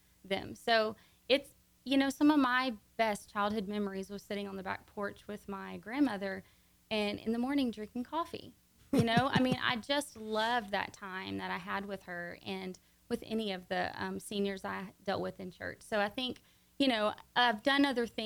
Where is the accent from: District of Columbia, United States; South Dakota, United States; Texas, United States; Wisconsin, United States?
Texas, United States; born or raised there; also born or lived in Louisiana / Montgomery, Texas / Conroe, Texas